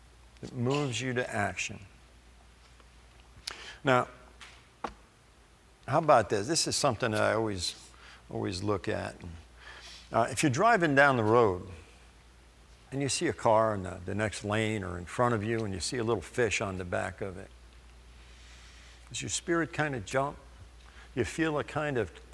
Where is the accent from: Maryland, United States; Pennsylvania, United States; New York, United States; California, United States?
New York, United States; I grew up in New York. I'm Italian.